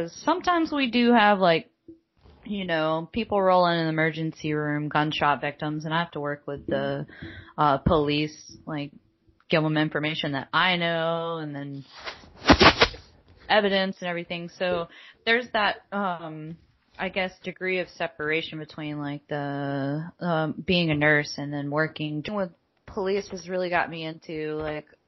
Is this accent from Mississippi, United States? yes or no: yes; Mississippi, United States; now in Richmond, United States; I was from Mississippi